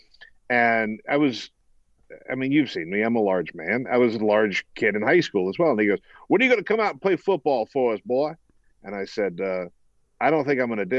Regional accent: South Carolina, United States; I grew up in South Carolina, and the football coach at my high school

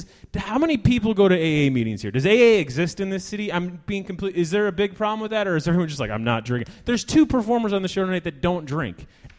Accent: Washington, District of Columbia, United States; I come from Washington, D.C. There's nothing good about the comedy scene there other than the comics.

